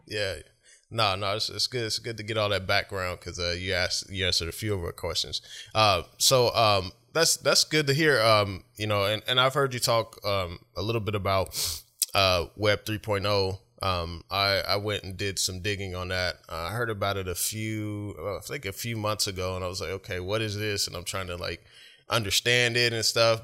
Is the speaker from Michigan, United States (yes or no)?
no; Oklahoma City, Oklahoma, United States; now in Washington, United States; I live up here, but I'm originally from, uh, Oklahoma City